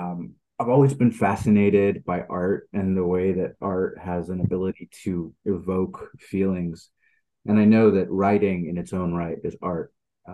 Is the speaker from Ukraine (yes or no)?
no; Netherlands; also born or lived in Sweden; when I was a kid, I grew up in the Netherlands and Sweden.